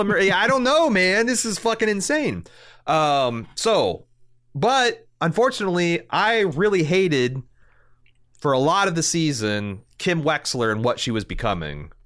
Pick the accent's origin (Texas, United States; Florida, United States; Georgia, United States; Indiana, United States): Indiana, United States; I'm a kid from Indiana